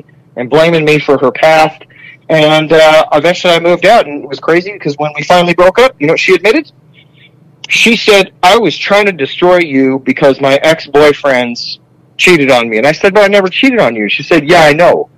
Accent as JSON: {"language": "English", "region": "Ontario", "country": "Canada", "accent": "Canadian", "said": "I am from Ontario"}